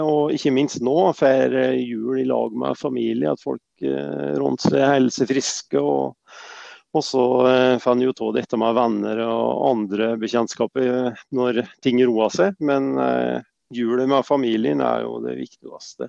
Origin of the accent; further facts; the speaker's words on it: Vågå, Innlandet, Norway; jeg er fra Vågå